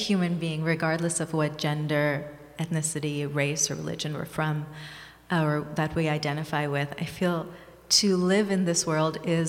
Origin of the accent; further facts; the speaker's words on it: Thailand; also born or lived in Bangladesh / Hawaii, United States; I was born in Bangladesh and raised in Thailand and Hawaii. I was in Hawaii for 4 years. My father was in graduate school there. And I was raised in Thailand from the time I was six.